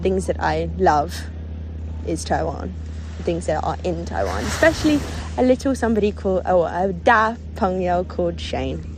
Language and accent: English; London, United Kingdom; I come from London, England